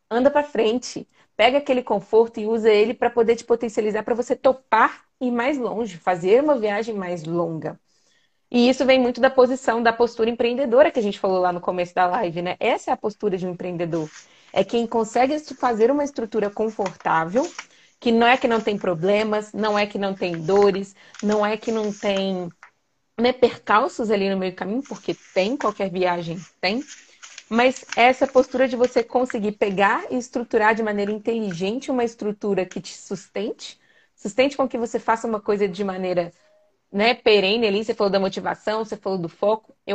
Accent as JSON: {"language": "Portuguese", "town": "Belo Horizonte", "region": "Minas Gerais", "country": "Brazil", "said": "Se tô saindo de Minas, tá, gente? Eu sou de BH."}